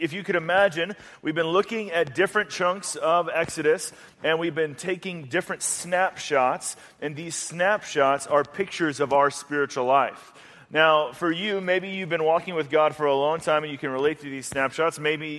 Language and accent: English; Atlanta, Georgia, United States; So I grew up in Atlanta, Georgia. That's where I lived most of my life, actually. Most of my family is still there.